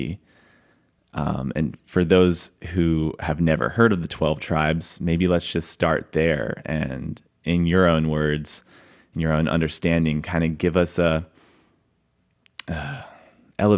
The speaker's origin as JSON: {"language": "English", "region": "East Coast", "country": "United States", "tie": "born or raised there", "said": "I grew up on the East Coast."}